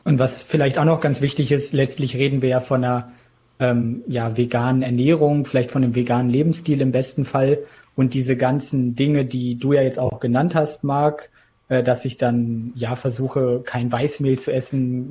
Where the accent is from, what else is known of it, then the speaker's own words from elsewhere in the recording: Isernhagen, Lower Saxony, Germany; ich komme eben auch aus Hannover